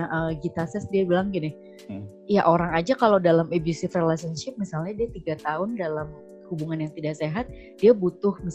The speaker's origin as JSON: {"language": "Indonesian", "region": "Java", "country": "Indonesia", "said": "apalagi aku juga Jawa ya jadi"}